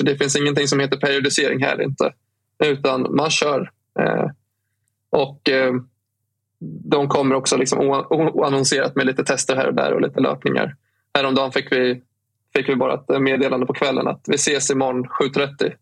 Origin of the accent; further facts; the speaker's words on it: Stockholm, Stockholm County, Sweden; som stockholmare och eh, född och liksom uppvuxen och bott i Stockholm hela mitt liv